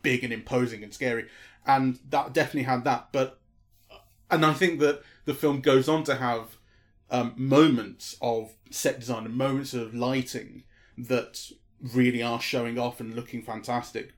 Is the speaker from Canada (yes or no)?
no; United Kingdom; being British